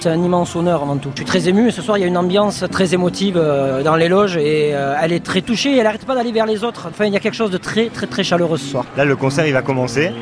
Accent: Perpignan, Occitania, France; On est à Perpignan, on est des enfants du pays.

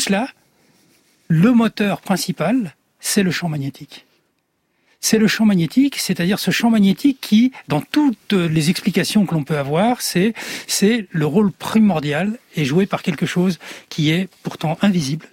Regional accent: France; je suis un enfant du soleil, de l'autre côté aussi de la Méditerranée, même si je suis né là, en France

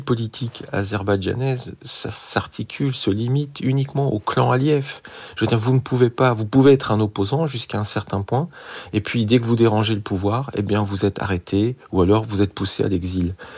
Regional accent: France; je suis français

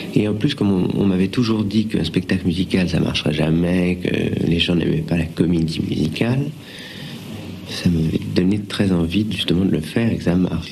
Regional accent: France

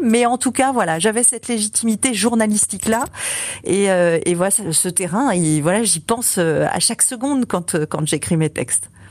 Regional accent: Brittany, France; moved away; also born or lived in Lille; ma région d'origine, la Bretagne

